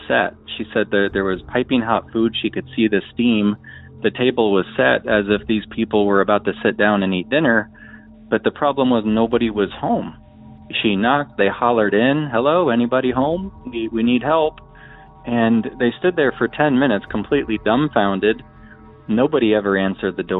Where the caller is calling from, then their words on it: Omaha, Nebraska, United States; I'm calling from Omaha, Nebraska.